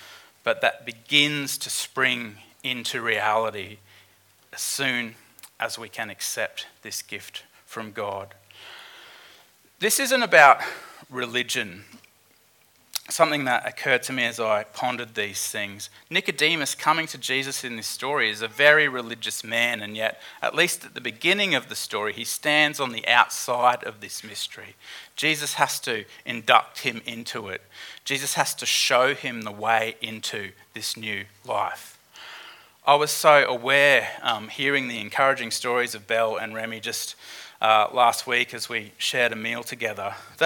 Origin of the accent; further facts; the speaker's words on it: Queensland, Australia; as a Queenslander